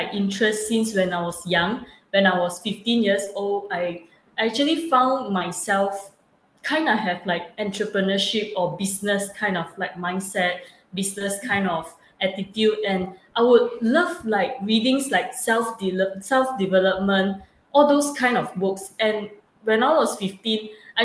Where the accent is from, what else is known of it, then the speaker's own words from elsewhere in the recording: Malaysia; I'm from Malaysia, and it's 4 a.m. right now, actually, from Malaysia.